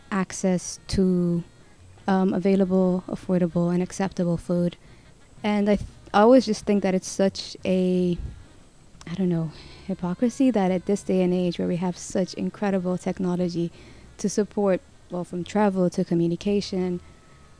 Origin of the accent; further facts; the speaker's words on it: Sudan; moved away as an adult; now in Malaysia; from Sudan, and been here in Malaysia for 10 years now